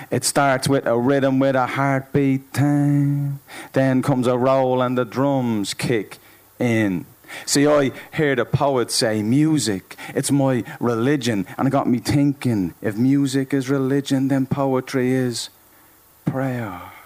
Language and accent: English; Dublin, Leinster, Ireland